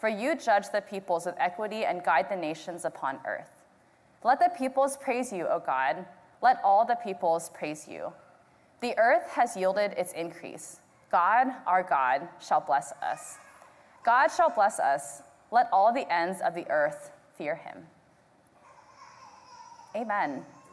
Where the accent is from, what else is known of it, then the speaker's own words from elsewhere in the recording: Houston, Texas, United States; I was born and raised here in Houston.